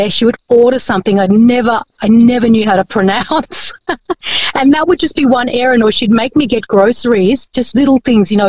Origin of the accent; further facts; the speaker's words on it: Bellevue Hill, New South Wales, Australia; English is a second language; I went to school in Bellevue Hill. Ah, yeah. School in Bellevue, yeah, Bellevue Hill, and I, ne- I didn't speak English.